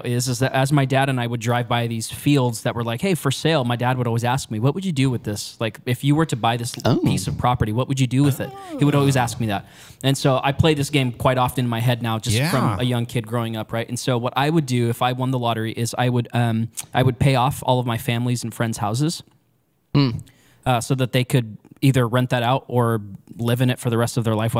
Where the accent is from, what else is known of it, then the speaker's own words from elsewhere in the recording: Modesto, California, United States; So when I was little, I grew up here in Modesto.